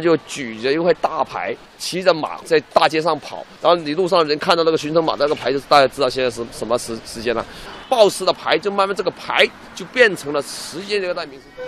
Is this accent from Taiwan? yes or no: no; Guangzhou, Guangdong, China; 我们广州人有句话叫做“有牌要等你很久”